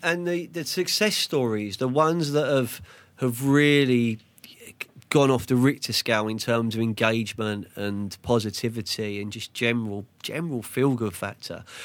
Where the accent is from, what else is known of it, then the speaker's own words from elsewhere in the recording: London, United Kingdom; now in Sussex, United Kingdom; We're from Fulham, West London. We live in Sussex